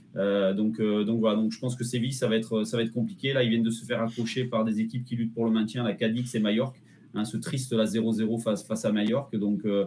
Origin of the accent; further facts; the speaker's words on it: Clermont-Ferrand, Auvergne-Rhône-Alpes, France; moved away as an adult; also born or lived in south of France; depuis que j'ai quitté Clermont et, et, que je suis maintenant dans le sud de la France